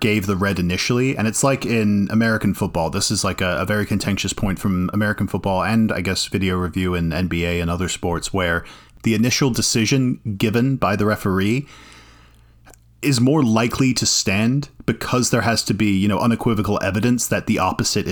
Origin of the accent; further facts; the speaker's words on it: Ireland; now in United States; I'm Irish